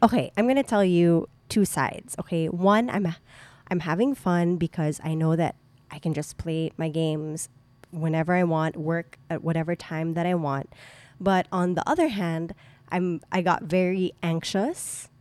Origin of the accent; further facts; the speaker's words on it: Subic, Central Luzon, Philippines; my hometown